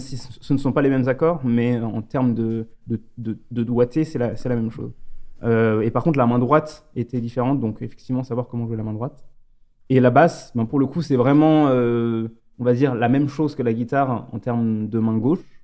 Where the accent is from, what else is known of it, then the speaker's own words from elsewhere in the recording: France; moved away as an adult; also born or lived in Lyon / Stuttgart; je suis originaire donc de Bénaud, où j'ai rencontré au lycée Simon et Tanguy